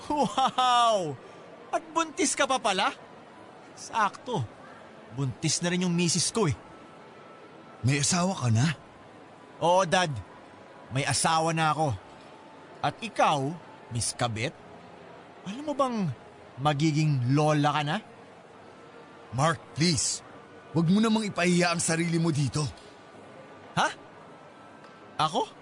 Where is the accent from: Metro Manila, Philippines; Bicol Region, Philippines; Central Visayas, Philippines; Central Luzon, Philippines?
Metro Manila, Philippines; Mandaluyong; Ah, ako kasi, taga Mandaluyong talaga ako eh.